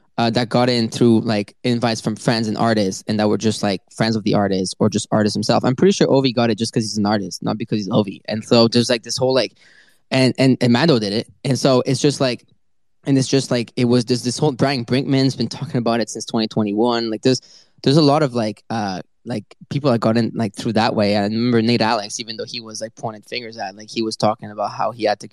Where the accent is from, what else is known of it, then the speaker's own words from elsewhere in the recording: Paris, Île-de-France, France; it's my hometown.